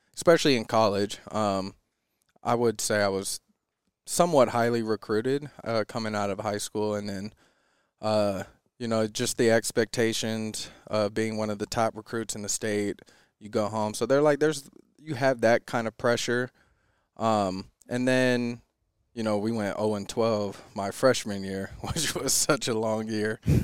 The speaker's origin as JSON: {"language": "English", "town": "Lakewood", "region": "Washington", "country": "United States", "tie": "born or raised there", "said": "I grew up in Lakewood, Washington, about an hour south of, uh, Seattle"}